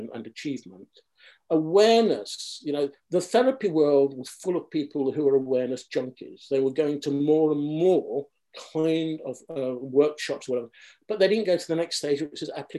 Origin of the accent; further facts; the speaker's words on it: Derby, East Midlands, United Kingdom; I grew up in Derby